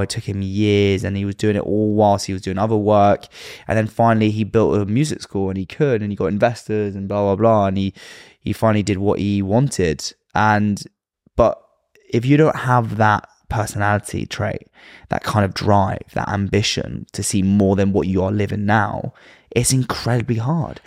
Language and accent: English; London, United Kingdom; I was brought up in London.